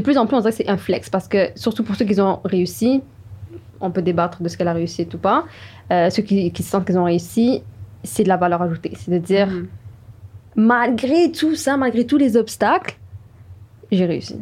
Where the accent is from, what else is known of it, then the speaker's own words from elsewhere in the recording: Montreal, Quebec, Canada; je viens de Montréal comme Hibaid et euh, Joanna